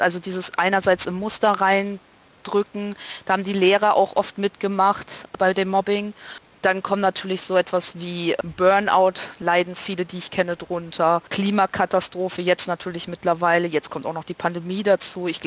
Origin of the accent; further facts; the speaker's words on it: North Rhine-Westphalia, Germany; born there; Ich bin in Nordrhein-Westfalen geboren